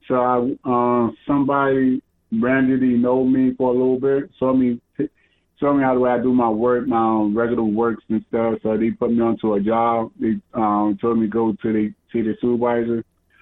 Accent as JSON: {"language": "English", "town": "Paterson", "region": "New Jersey", "country": "United States", "tie": "born or raised there", "said": "I'm from the 973. Where I was born, from Passaic County, New Jersey, Patterson, New Jersey, baby. That's where I'm from."}